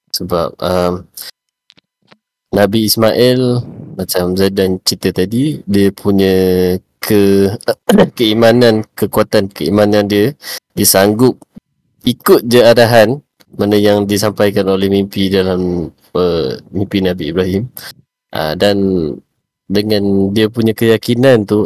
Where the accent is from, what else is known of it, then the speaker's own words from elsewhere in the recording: Kelantan, Malaysia; Aku membesar di Pantai Timur dekat Kelantan.